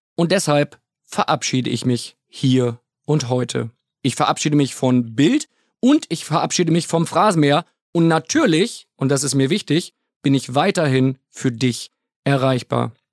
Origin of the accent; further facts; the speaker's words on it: Bremen, Germany; ich komme gebürtig aus der Bremer Ecke